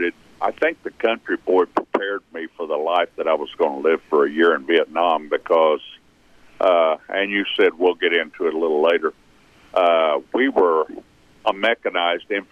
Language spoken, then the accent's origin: English; Claremore, Oklahoma, United States; also born or lived in Pryor, Oklahoma; I was born in one county over in Pryor, Oklahoma. We moved to an 80-acre farm in Rogers County outside of Claremore whenever I was 3 months old. And other than my time in service and a little bit of work thing, I've always been right here